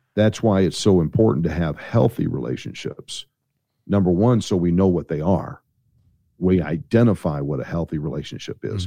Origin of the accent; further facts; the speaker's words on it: St. Louis, Missouri, United States; I'm from Saint Louis, Missouri